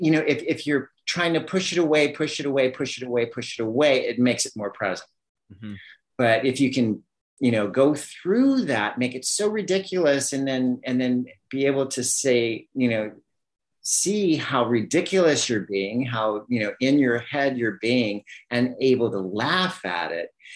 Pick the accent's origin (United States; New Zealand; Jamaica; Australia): United States; Southern California; moved away as an adult; also born or lived in Miami; I grew up in Southern California